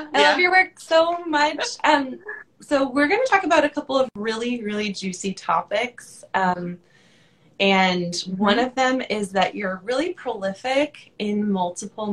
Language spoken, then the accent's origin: English; West Coast, United States; I've been on the West Coast my whole life